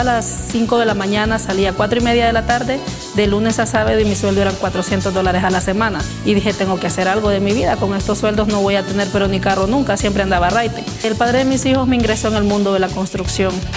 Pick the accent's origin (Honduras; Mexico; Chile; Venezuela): Honduras; moved away as an adult; now in United States; Soy originaria de Honduras